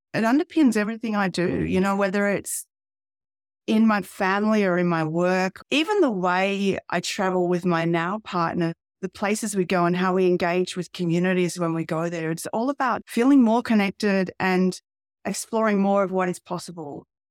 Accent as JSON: {"language": "English", "town": "Albury", "region": "New South Wales", "country": "Australia", "tie": "born or raised there", "said": "I come from a town called Aubrey, which is in regional Australia. It's about halfway between Melbourne and Sydney. and I grew up there"}